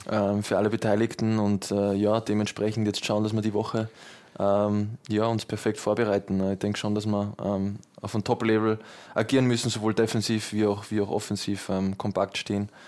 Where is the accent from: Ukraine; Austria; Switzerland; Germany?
Austria; Vienna; Ich war auch im Stadion äh, gegen Deutschland, da war ich, war ich bei uns in Wien.